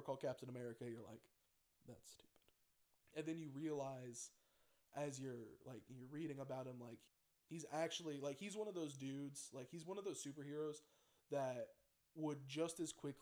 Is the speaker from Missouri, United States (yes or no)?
no; Indiana, United States; I'm from Indiana. Like, I'm also an American